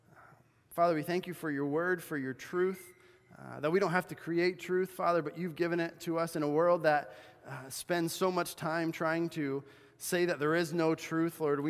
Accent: Cochabamba, Bolivia; when I grew up in Bolivia, South America, as a missionary kid, and we would go shoe shopping in this place called the Cancha. It was this huge outdoor market in the city of Cochabamba where I lived.

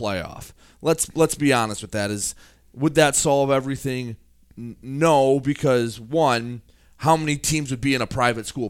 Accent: Marysville, Michigan, United States; I'm from Marysville, public school guy

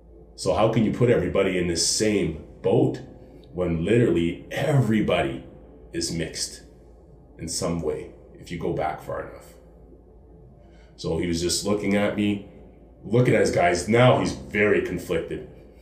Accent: Halifax, Nova Scotia, Canada; born there; also born or lived in Ontario; now in Calgary, Canada; like when I lived in Ontario and that, because like I said, I grew up in the military, I was born in Halifax.

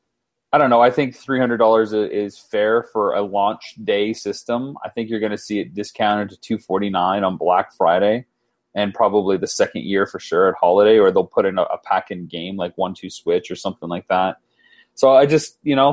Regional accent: London, Ontario, Canada; my hometown of London, Ontario, Canada

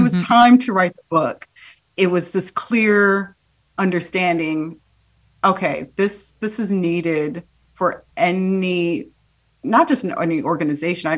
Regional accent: Midwest, Illinois, United States; also born or lived in Haiti; I was raised in the Midwest, um, my home was very much a Haitian home

